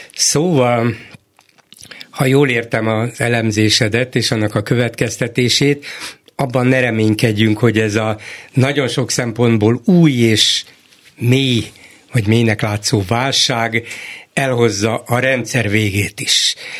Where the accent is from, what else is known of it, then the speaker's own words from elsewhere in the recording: Hungary; A magyar adott annak születtem, abban nevelkedtem